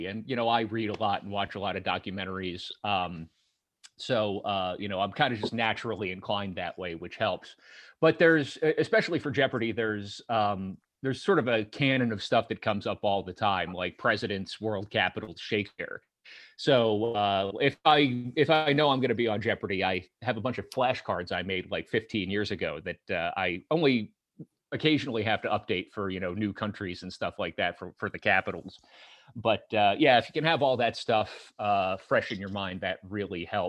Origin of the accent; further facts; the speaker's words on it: Lancaster, Pennsylvania, United States; I grew up in Lancaster, which is, you know, an hour and a half west of Philly